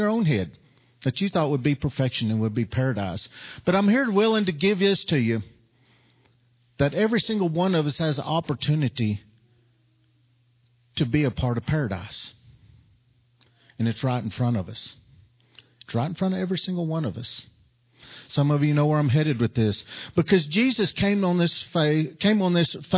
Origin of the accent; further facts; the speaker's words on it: New Mexico, United States; from New Mexico